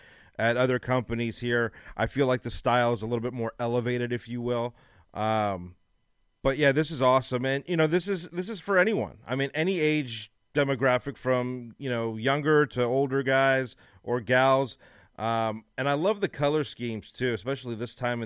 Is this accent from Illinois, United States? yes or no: no; Los Angeles, California, United States; now in Dallas, United States; I'm from Los Angeles, and I'm in Dallas